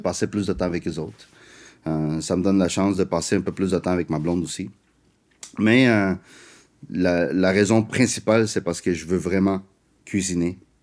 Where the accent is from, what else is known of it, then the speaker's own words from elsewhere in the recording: Montreal, Quebec, Canada; French is a second language; also born or lived in South America; je suis né en Amérique du Sud, j'ai grandi, tu sais, j'ai grandi en Amérique du Nord, je viens des parents asiatiques